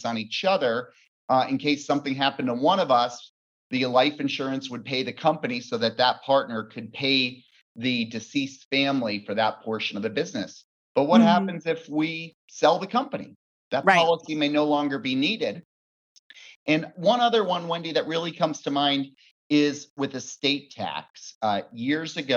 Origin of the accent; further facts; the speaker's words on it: Bend, Oregon, United States; also born or lived in Fort Worth, Texas; I am from Bend, Oregon, beautiful Bend.